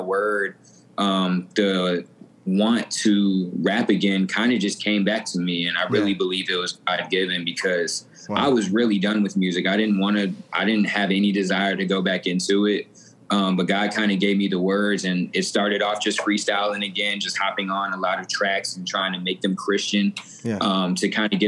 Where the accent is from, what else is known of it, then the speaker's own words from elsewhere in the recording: Atlanta, Georgia, United States; also born or lived in Denver, Colorado; I was born in Denver, Colorado, raised in Atlanta, Georgia